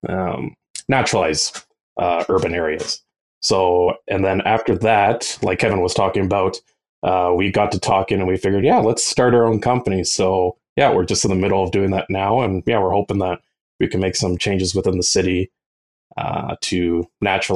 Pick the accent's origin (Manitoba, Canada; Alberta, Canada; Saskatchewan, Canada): Alberta, Canada; Edmonton; I've grown up in Edmonton my whole life. I haven't moved anywhere since